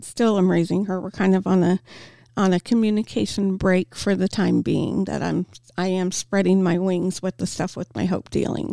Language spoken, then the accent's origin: English; Topeka, Kansas, United States; I'm born and raised in Topeka